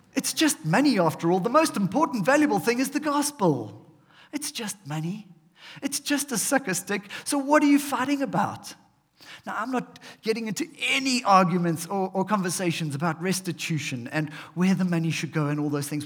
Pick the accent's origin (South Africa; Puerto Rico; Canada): South Africa; we are South African